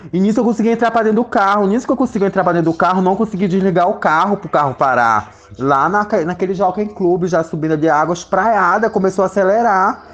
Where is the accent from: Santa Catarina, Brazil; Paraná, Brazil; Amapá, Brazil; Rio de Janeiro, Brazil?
Amapá, Brazil; now in São Paulo, Brazil; tenho 30 anos, sou do estado do Amapá. Saí de casa com muito nova, não me lembro muito bem, acho que eu tinha 12 anos